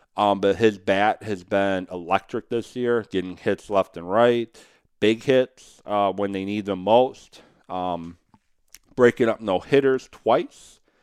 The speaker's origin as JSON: {"language": "English", "town": "Madison", "region": "Wisconsin", "country": "United States", "tie": "born or raised there", "said": "as a Badger fan growing up in Madison"}